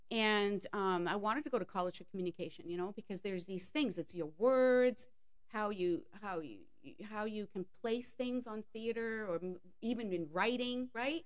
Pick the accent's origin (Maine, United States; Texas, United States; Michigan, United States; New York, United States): Maine, United States; I grew up in Maine from in a French family